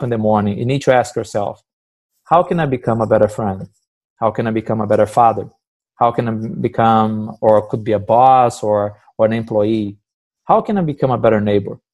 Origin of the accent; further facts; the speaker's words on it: Brazil; moved away as an adult; now in United States; growing up in Brazil, I always work with my dad at his butcher shop